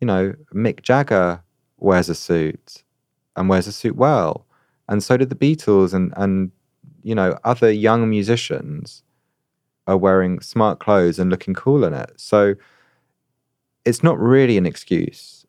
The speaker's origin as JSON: {"language": "English", "country": "United Kingdom", "said": "as a Brit"}